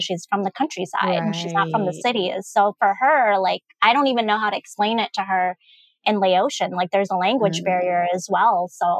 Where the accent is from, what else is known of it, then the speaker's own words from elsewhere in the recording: United States; And I'm like, but I'm not just a Lao girl. Yes. I am American.